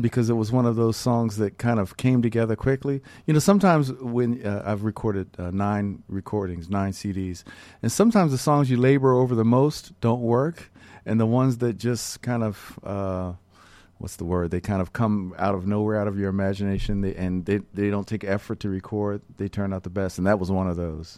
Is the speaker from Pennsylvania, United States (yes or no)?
yes; Philadelphia, Pennsylvania, United States; some of the earliest jazz records that I heard growing up in Philadelphia